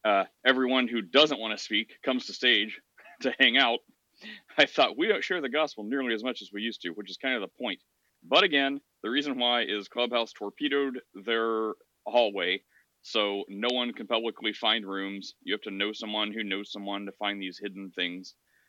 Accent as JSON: {"language": "English", "region": "Midwest", "country": "United States", "tie": "born or raised there", "said": "Well, no matter where I lived, I grew up in the Midwest."}